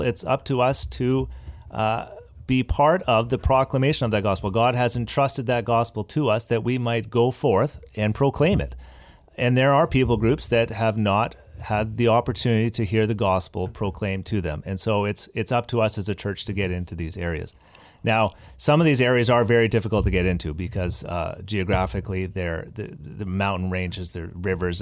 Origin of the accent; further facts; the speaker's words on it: Abbotsford, British Columbia, Canada; I was, uh, born and raised in Abbotsford